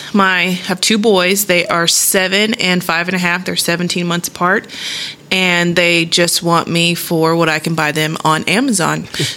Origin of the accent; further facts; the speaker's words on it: Lubbock, Texas, United States; So my dad was in the Air Force. Mm-hmm. So I just claim Lubbock as my home